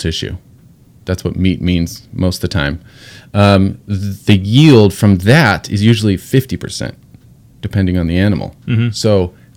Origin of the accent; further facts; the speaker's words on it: Washington, United States; I am from Washington State. I live on an island with my family